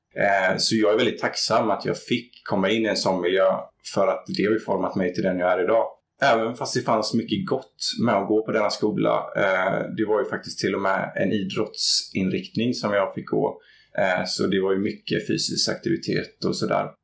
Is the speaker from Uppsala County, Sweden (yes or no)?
no; Gothenburg, Västra Götaland, Sweden; jag växte upp i Göteborg i utkanten, ett litet område som heter Gunnilse